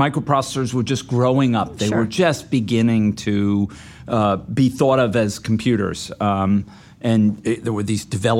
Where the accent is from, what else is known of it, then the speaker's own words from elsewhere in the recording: East Coast, United States; moved away as an adult; I grew up on the East Coast, got my college degrees there